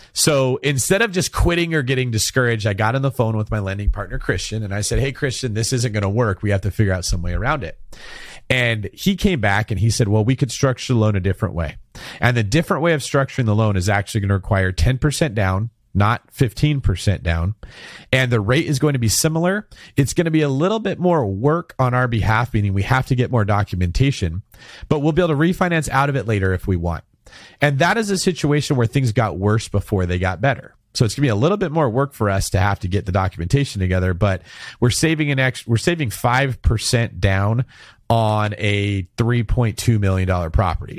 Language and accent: English; Manteca, California, United States; where I went to junior college and very close to where I grew up in Manteca.